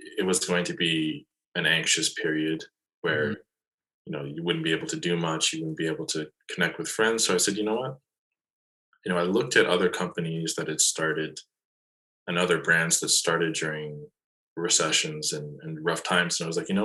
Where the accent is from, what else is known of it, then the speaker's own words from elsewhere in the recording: Toronto, Ontario, Canada; I'm born and raised in Toronto